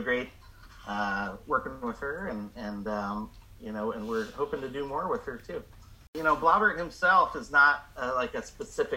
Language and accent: English; Chesapeake Bay area, United States; moved away as an adult; also born or lived in Catalina Island; now in Monterey, United States; I grew up in the Chesapeake Bay area and used to muck around in the marshes and in the wetlands